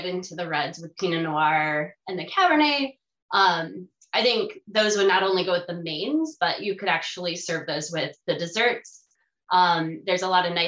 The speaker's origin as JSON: {"language": "English", "region": "Wisconsin", "country": "United States", "moved": "yes", "lives_now": "California, United States", "said": "When I first moved here so I'm from Wisconsin."}